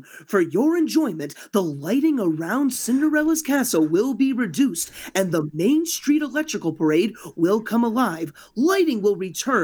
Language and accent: English; Dover, New Hampshire, United States; I'm from New England, New Hampshire, and Dover, New Hampshire, actually